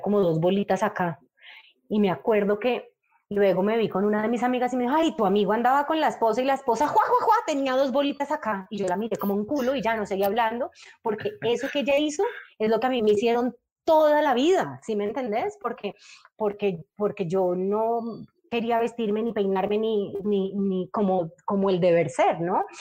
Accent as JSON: {"language": "Spanish", "town": "Cali", "region": "Valle del Cauca", "country": "Colombia", "tie": "born or raised there", "said": "yo soy de Cali y soy de, de un de Cali así muy parecido al que tocó a Claudia"}